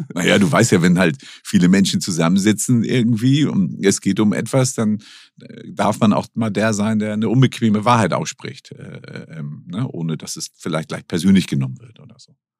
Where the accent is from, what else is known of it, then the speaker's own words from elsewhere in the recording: Hamburg, Germany; ich bin nun in Hamburg geboren